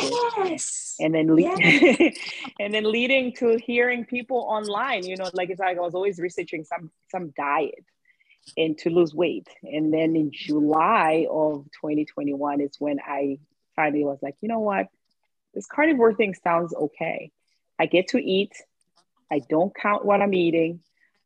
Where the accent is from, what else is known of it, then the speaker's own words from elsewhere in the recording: Eswatini; moved away as an adult; now in Philadelphia, United States; I am from Swaziland, well, now named Eswatini. It's a small country in Southern Africa. So I grew up there. I moved to the States when I was 18 years old.